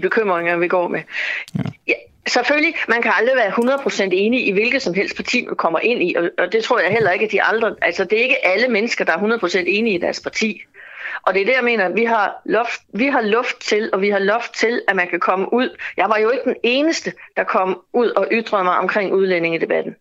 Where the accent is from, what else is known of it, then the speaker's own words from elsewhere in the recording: Denmark; vi som danskere